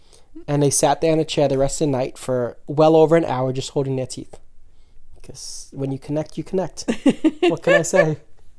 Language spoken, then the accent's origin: English; New York City, New York, United States; Staten Island. That's the streets we grew up in.